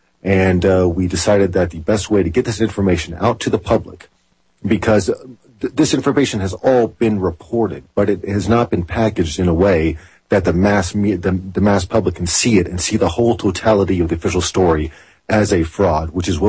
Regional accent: Oklahoma, United States; also born or lived in Camp Pendleton, California; They knew I was from Oklahoma

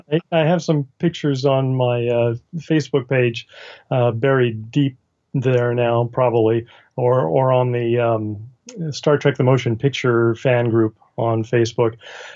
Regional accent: California, United States; born there; Okay, well, I was born in Northern California, around the San Francisco area.

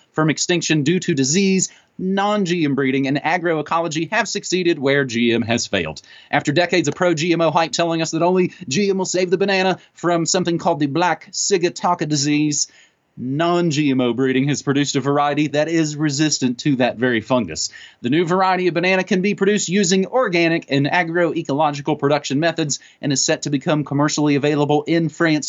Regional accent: United States; as a American raised on comic books

